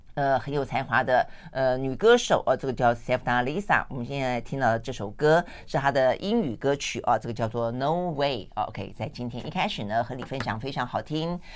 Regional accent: Tainan, Taiwan; 我像我们小时候在台南

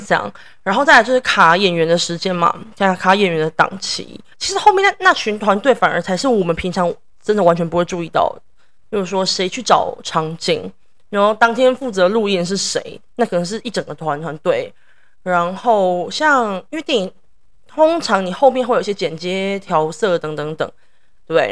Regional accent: Taiwan; moved away as an adult; now in New York, United States; 因为我在台湾长大，在台湾念大学

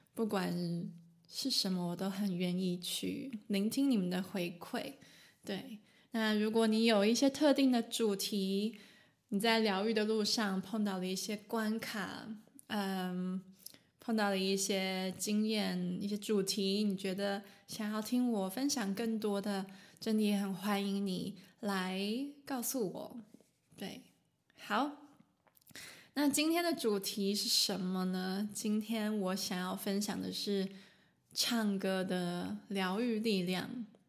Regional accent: Taiwan; now in Germany; 我住在德国，但是我来自台湾

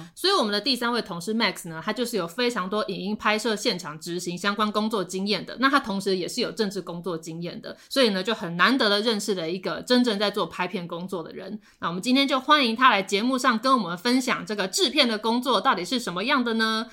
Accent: Taipei, Taiwan; 我们台北人

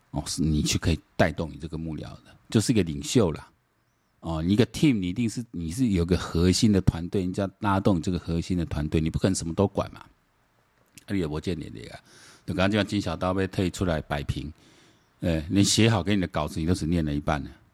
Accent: Taiwan; 我们台湾人跟福建基本上很像

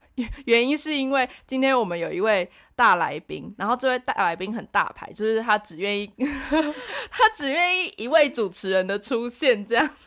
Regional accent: Taichung, Taiwan; 我们都是台中人

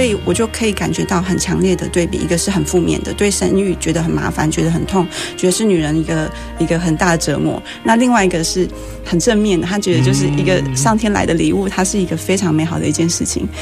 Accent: Penghu County, Taiwan; 我是澎湖人，然后哦。我从小就是 跟澎湖海豚一起长大

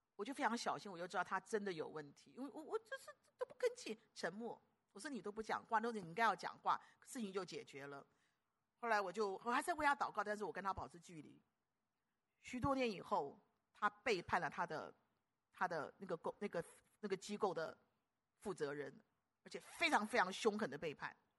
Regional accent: Guangdong, China; 我们广东人讲要够烦的

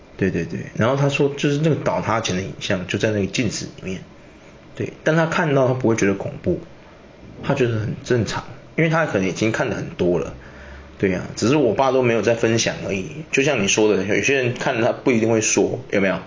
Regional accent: Taiwan; 住那间的同学刚好跟我也是台湾人

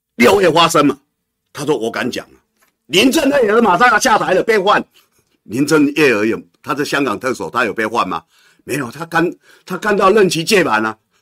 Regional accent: Kinmen County, Taiwan; moved away; 我从小在金门长大，我们每天被他洗脑

